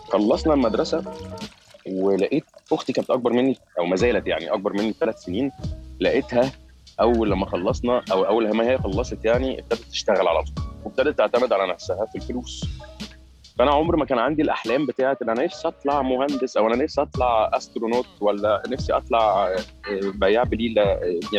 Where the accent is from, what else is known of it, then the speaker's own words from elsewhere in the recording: Qatar; born there; البدايه كانت اول لما انا اتولدت في قطر ده كانت آه، اول خمس سنين من حياتي